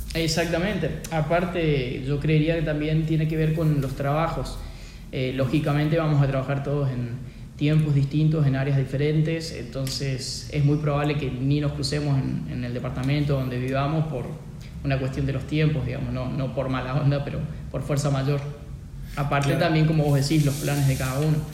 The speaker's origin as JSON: {"language": "Spanish", "country": "Argentina", "said": "siendo argentino"}